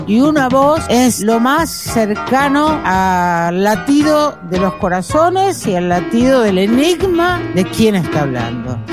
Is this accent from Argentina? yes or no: yes; Entre Ríos, Argentina; moved away; yo escuchaba de niña allá en Entre Ríos, en mi pueblo